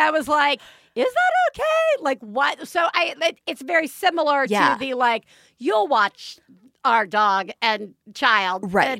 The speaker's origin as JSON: {"language": "English", "region": "the South", "country": "United States", "tie": "born or raised there", "moved": "yes", "said": "I grew up in the South"}